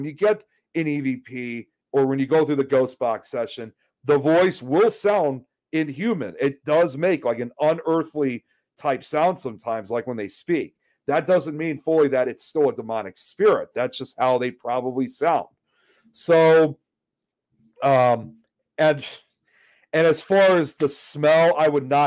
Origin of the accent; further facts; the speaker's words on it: Illinois, United States; also born or lived in Chicago; I'm from Illinois, as you can see. I live in Chicago